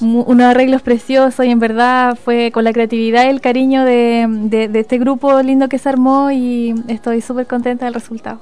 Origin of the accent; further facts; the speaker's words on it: Chile; si hablamos como chilenos